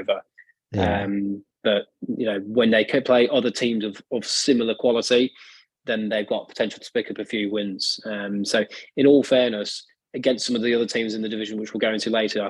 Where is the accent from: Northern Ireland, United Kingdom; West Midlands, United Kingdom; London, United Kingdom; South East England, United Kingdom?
West Midlands, United Kingdom; Birmingham; being from Birmingham in England